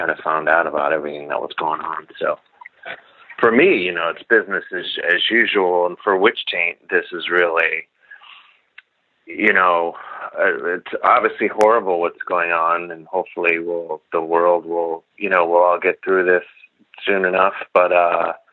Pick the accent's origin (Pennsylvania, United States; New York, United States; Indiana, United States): Indiana, United States; Gary; I'm from Indiana